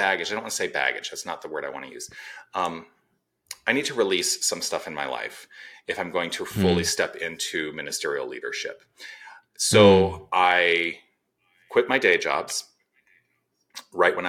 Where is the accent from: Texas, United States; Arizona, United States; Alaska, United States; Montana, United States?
Arizona, United States; Tucson; moved away as an adult; also born or lived in Los Angeles / Toronto; I was born and raised in Tucson.